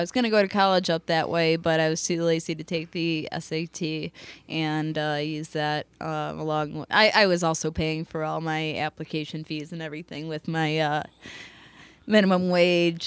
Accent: Park Forest, Illinois, United States; also born or lived in Chicago Heights, Illinois; I grew up in Park Forest in subsidized housing

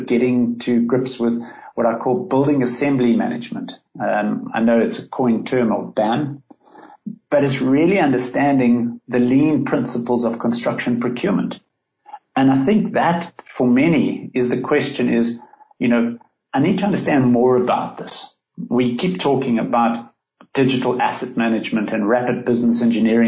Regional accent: South Africa; my being South African

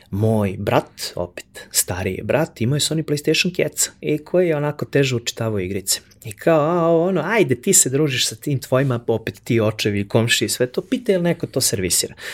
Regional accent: Kraljevo, Šumadija and Western Serbia, Serbia; I ja okrenem, e čao, ja sam iz Kraljeva, ovo ono

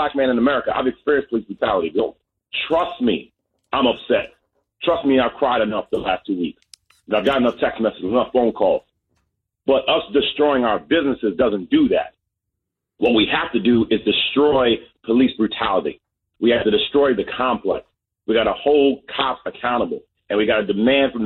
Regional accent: New York City, New York, United States; I grew up on Preston and Burnside till sixth grade

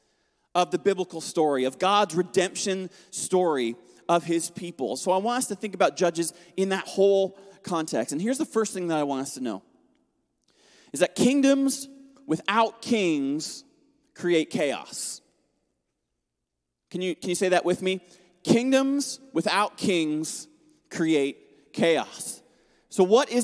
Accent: Atlantic Canada, Canada; moved away; I grew up in Atlantic Canada

